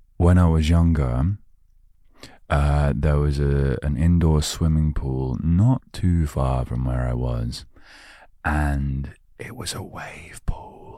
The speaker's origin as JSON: {"language": "English", "country": "United Kingdom", "said": "I'm British"}